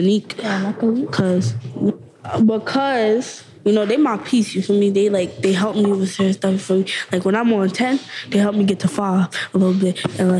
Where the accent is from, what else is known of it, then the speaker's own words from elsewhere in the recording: New York, United States; also born or lived in Trinidad; I was born in Brooklyn, but I'm really from Trinidad.